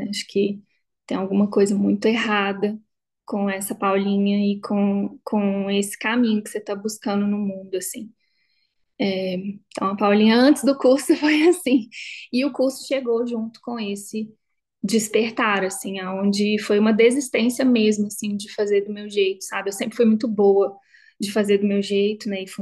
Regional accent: Belo Horizonte, Minas Gerais, Brazil; now in São Paulo, Brazil; Saí de BH, me formei, encontrei um emprego ótimo, fui para São Paulo, tinha minha independência financeira

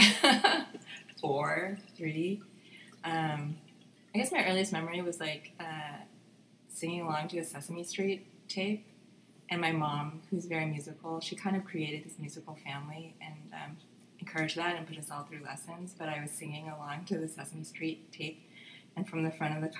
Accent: San Francisco, California, United States; moved away as an adult; also born or lived in Oakland / New York; now in Los Angeles, United States; I was born and raised in San Francisco

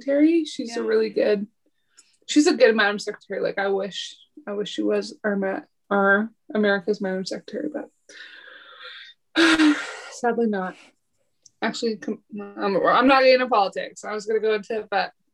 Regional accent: Squamish Nation, British Columbia, Canada; now in Vancouver, Canada; I come from the Squamish Nation, as well as I come with Ukrainian and Scottish heritage

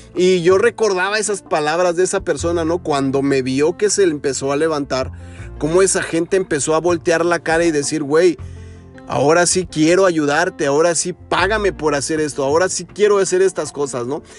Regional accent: Mexico; now in United States; como en mi país, como en México

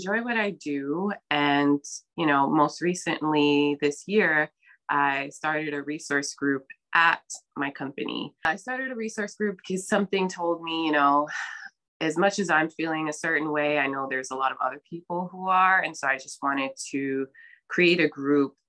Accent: New York City, New York, United States; also born or lived in Brooklyn, New York; I'm born and raised in New York, specifically in the Bronx. But I currently live in Brooklyn.

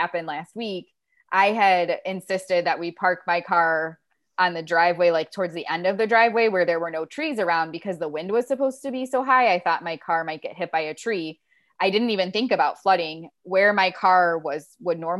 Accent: Ohio, United States; moved away; I grew up in Ohio where it snows a lot

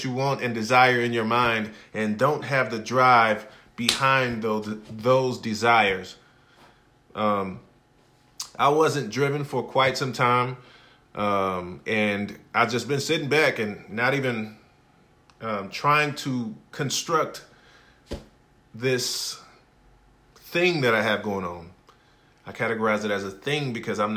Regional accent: Hattiesburg, Mississippi, United States; I am from Hattiesburg, Mississippi, a small town

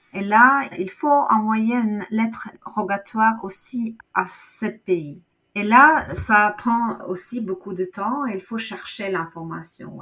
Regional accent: Norway; French is a second language; chez nous, en Norvège

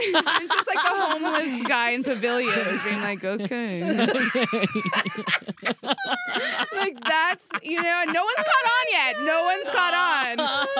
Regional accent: New York City, New York, United States; New York City.

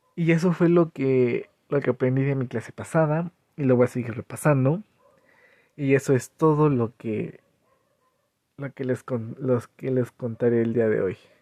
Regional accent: Cañada de Flores, Hidalgo, Mexico; Soy de Cañada de Flores

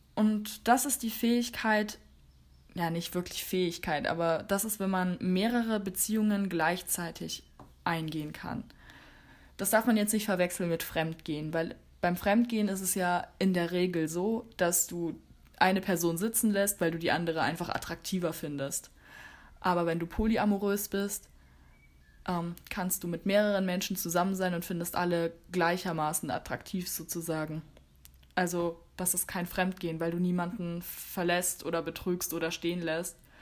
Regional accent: Germany; bei uns in Deutschland

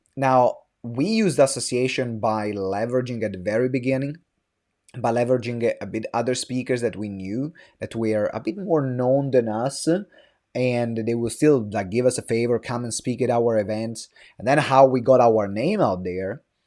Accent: Italy; English is a second language; moved away as an adult; now in London, United Kingdom; I'm from Italy. I moved to London when I was twenty.

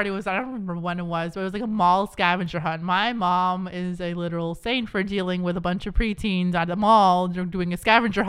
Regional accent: Boston, Massachusetts, United States; born there; also born or lived in New Hampshire; I lived in New Hampshire for a bit. I was born in Beth Israel, Boston. Moved to New Hampshire a bit, lived at the Brown House near my grandparents.

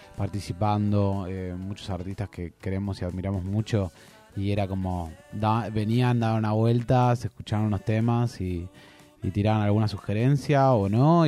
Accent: Argentina; nosotros siendo argentinos y argentinas

